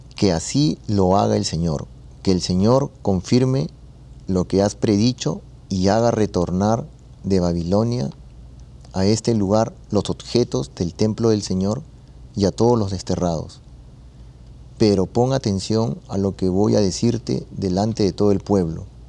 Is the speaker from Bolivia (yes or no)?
no; Peru; moved away; allá en Perú, yo soy de Perú